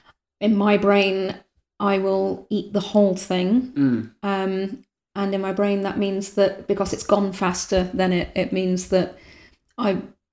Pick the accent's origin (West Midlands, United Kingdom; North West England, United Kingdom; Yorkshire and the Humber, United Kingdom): North West England, United Kingdom; born or raised there